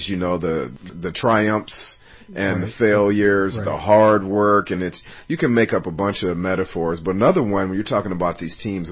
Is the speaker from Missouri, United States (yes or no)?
no; Oakland, California, United States; I'm from Oakland